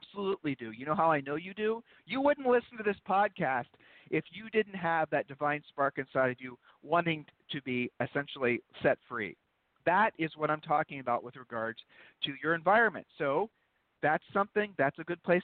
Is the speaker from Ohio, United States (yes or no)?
yes; Columbus, Ohio, United States; moved away; also born or lived in Georgetown; we're originally from Columbus, Ohio